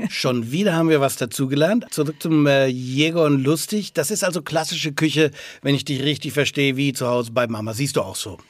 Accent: Franconia, Bavaria, Germany; Bei uns in Franken

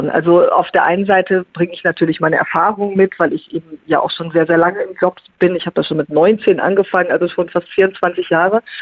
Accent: North Rhine-Westphalia, Germany; Ich kann mich erinnern, dass ich damals äh, gerade im Kreis Lippe war, in meiner alten Heimat und so über die lippischen Hügel blickte

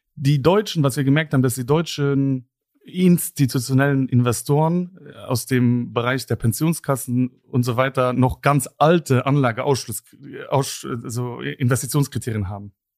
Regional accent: Luxembourg; bin selber Luxemburger

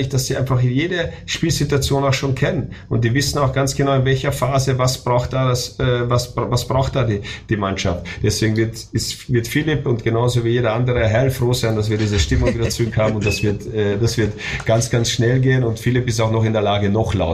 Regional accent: Austria; moved away as an adult; now in Germany; weil ich das ja auch als Österreicher jetzt Deutschland erlebt habe. Ich bin im Dezember 2000 nach Deutschland gezogen und seitdem ist das mein Lebensmittelpunkt, Lebensmittelpunkt meiner Familie

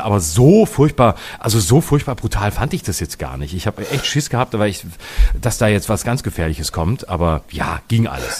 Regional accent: Baden-Württemberg, Germany; meinem Heimatbundesland, in Baden-Baden

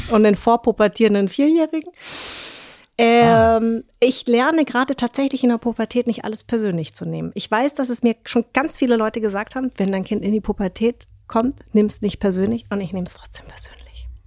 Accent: Darmstadt, Hesse, Germany; ich komme aus Darmstadt

